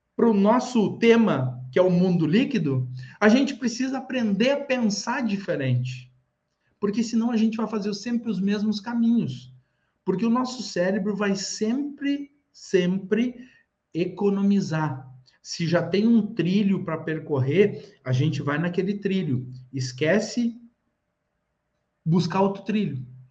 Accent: Rio Grande do Sul, Brazil; eu sou do Rio Grande do Sul

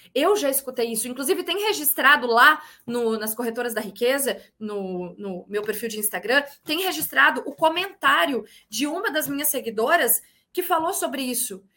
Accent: Porto Alegre, Rio Grande do Sul, Brazil; also born or lived in Bagé, Rio Grande do Sul; now in Porto Seguro, Brazil; eu sou gaúcha, natural de Porto Alegre, corrigiu, natural de Bagé, Rio Grande do Sul, criada em Porto Alegre e atualmente moro em Porto Seguro, na Bahia

